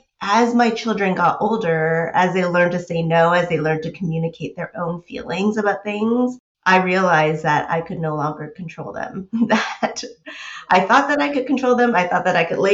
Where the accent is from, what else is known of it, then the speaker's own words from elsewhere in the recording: United States; I grew up in the States